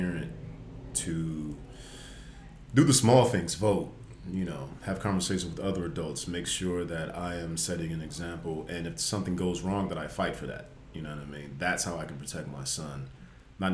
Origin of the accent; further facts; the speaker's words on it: Las Vegas, Nevada, United States; moved away as an adult; also born or lived in Washington State; now in Los Angeles, United States; Born and raised in Vegas